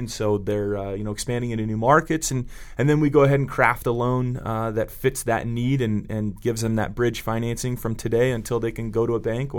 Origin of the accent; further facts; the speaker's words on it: Santa Cruz, California, United States; I'm from Santa Cruz, California originally, and you've seen the t-shirts Keep Santa Cruz Weird, and so it's a town populated with trustafarians and folks who don't work, and so I grew up in that world